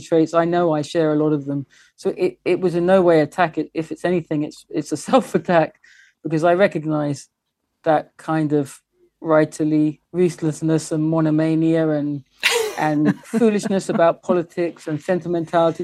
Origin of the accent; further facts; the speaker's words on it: England, United Kingdom; I am English and I love England.